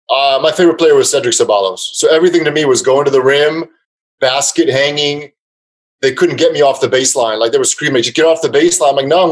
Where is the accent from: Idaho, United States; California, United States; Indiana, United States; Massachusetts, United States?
California, United States; Los Angeles; also born or lived in Serbia; I was born in Los Angeles, first generation from Serbia.